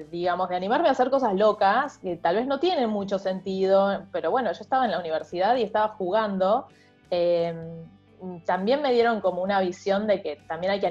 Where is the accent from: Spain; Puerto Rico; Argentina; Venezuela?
Argentina; also born or lived in Mexico; sos de México, yo digo, no, soy argentina.